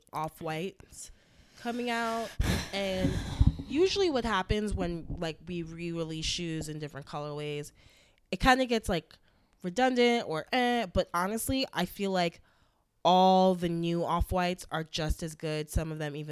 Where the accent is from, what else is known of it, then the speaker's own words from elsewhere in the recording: New York City, New York, United States; as a New Yorker.